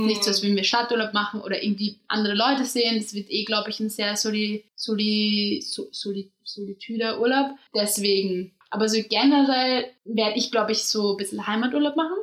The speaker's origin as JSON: {"language": "German", "country": "Austria", "moved": "as an adult", "lives_now": "Germany", "said": "ich bin aus Österreich"}